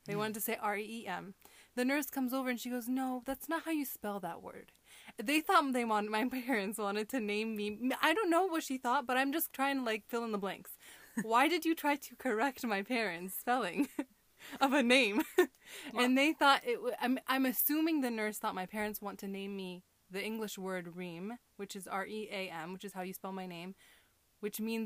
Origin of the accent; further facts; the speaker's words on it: Southern California, United States; also born or lived in Syria; we grew up in Southern California.